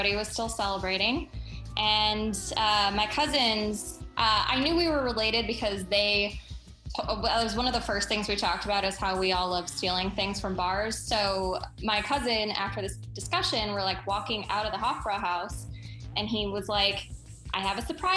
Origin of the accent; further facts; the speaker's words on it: Detroit, Michigan, United States; I'm from Detroit area